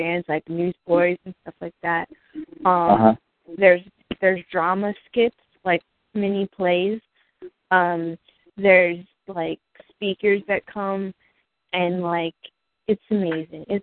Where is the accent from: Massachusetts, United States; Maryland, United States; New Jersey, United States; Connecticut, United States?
New Jersey, United States; I'm from New Jersey